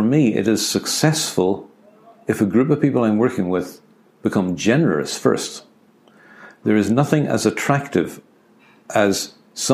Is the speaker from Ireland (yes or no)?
yes; Ireland; I'm an Irishman